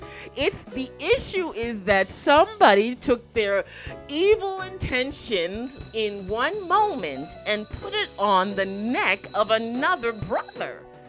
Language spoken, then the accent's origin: English; Toronto, Ontario, Canada; I grew up in Toronto